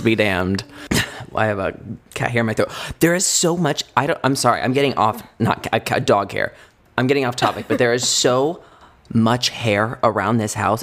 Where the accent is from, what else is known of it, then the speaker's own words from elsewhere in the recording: Indiana, United States; moved away; we're from Indiana